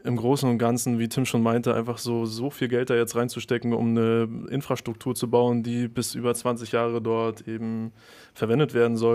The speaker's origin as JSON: {"language": "German", "town": "Rügen", "region": "Mecklenburg-Vorpommern", "country": "Germany", "tie": "born or raised there", "said": "wenn man dort vor Ort ist und man dort aufgewachsen ist und eben weiß, okay, das ist meine Heimat"}